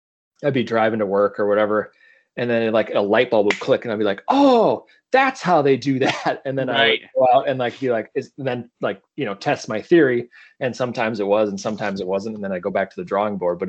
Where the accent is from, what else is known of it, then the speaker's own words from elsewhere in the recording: South Dakota, United States; moved away as an adult; also born or lived in Colorado; growing up, I grew up in South Dakota